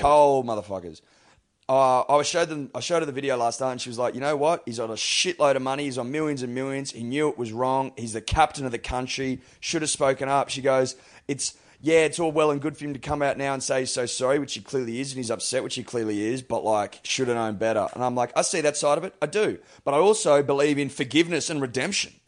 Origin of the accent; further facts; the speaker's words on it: Australia; me as an Australian